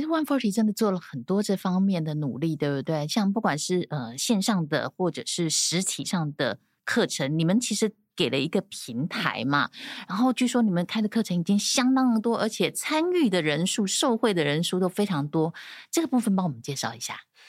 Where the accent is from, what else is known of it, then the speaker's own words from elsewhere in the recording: Taiwan; 所以其实我们台湾人自己很清楚我们是怎么样对待别人的